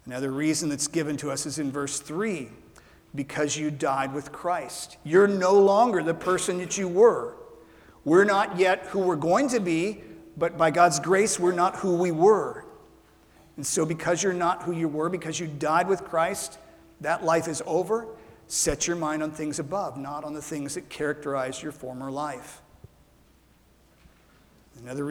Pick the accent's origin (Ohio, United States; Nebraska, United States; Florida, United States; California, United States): Nebraska, United States; Ralston; moved away; When I was growing up in Ralston, Nebraska, we had a pin oak tree that we planted in our yard